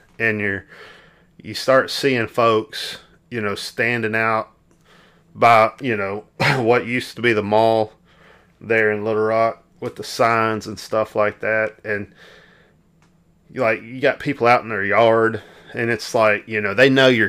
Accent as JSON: {"language": "English", "region": "Arkansas", "country": "United States", "tie": "born or raised there", "said": "growing up in Arkansas"}